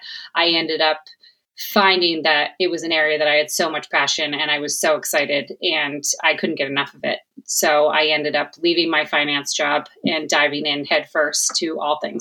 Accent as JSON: {"language": "English", "area": "Cape Cod", "region": "Massachusetts", "country": "United States", "tie": "born or raised there", "also_born_or_lived": "New Hampshire / Charleston, South Carolina", "moved": "as an adult", "lives_now": "Boston, United States", "said": "I am born and raised on Cape Cod. I lived there my whole life."}